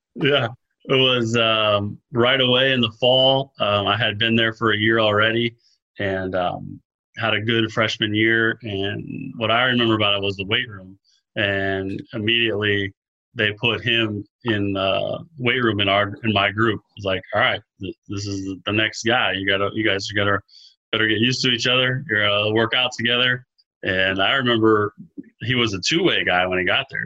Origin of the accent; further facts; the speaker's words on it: Melbourne, Florida, United States; junior college over here in Melbourne, um, in my hometown where we, where I grew up